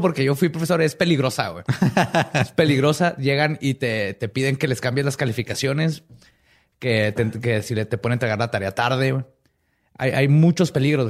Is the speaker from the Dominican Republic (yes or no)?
no; Mexico; como los mexicanos